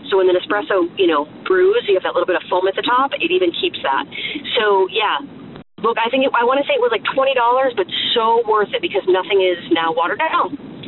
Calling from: Pennsylvania, United States; This is …. I'm calling from Pennsylvania.

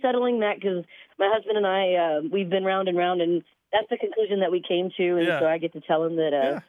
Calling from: Evansville, Indiana, United States; I'm calling from Evansville, Indiana.

